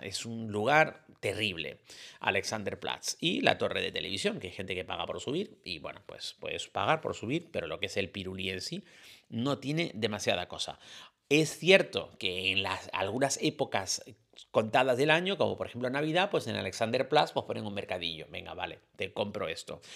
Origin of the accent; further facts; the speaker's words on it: Canary Islands, Spain; en mi tierra